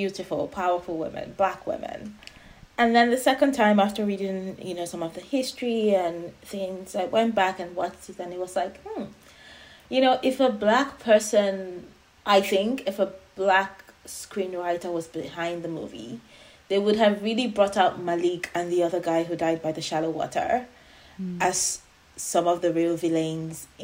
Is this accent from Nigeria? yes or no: yes; Nigeria; as an African woman, as an Nigerian woman